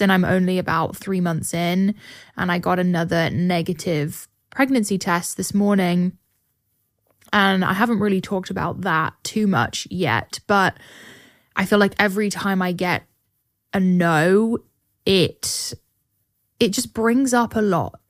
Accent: England, United Kingdom; now in Austin, United States; my school that I grew up going to in England

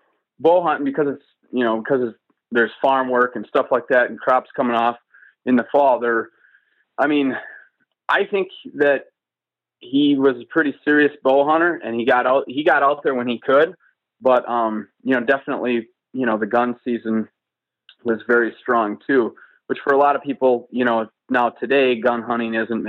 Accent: Wisconsin, United States; I grew up on a small farm and in Wisconsin, and hunting, it's still a very strong tradition in Wisconsin.

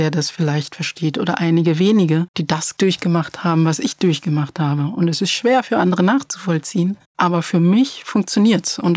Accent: Cologne, North Rhine-Westphalia, Germany; Naja, ich habe ja auch kein Problem damit zu sagen, wo ich herkomme. Ich bin aus Köln.

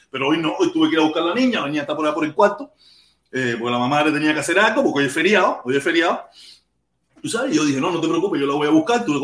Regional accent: Cuba; moved away; yo me fui de Cuba con mucho desconocimiento de mi sociedad.

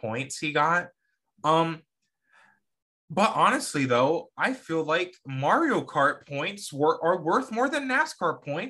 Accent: United States; I'm speaking as an American though.

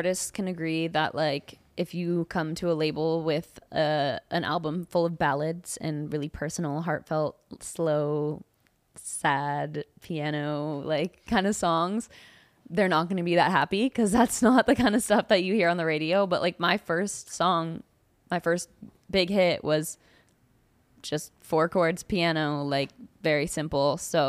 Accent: California, United States; … was like what I grew up. Because I'm from the Bay Area.

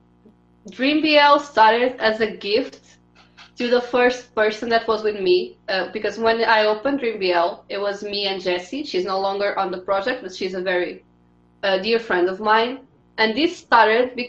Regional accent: Portugal; I'm from Portugal

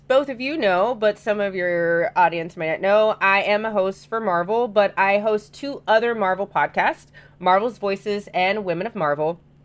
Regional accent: Louisiana, United States; being from the South, 'cause I'm from Louisiana

